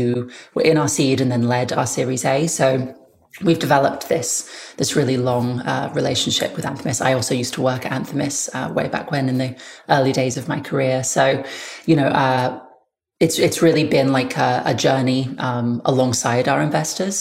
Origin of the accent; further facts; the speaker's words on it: United Kingdom; now in United States; As a British person